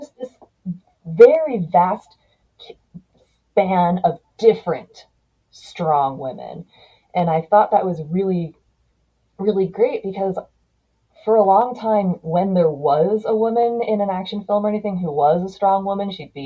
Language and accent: English; United States; I grew up here in the United States